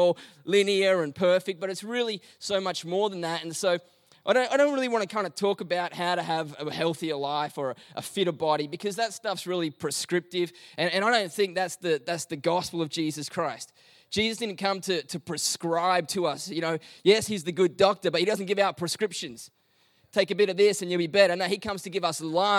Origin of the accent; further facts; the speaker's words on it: Melbourne, Victoria, Australia; we're from Melbourne and we don't have beaches